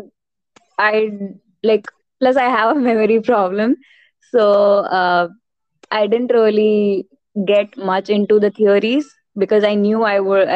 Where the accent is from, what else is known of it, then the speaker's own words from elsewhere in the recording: Puducherry, India; now in Ahmedabad, India; I'm basically from Pondicherry, but I'm settled in Ahmedabad, Gujarat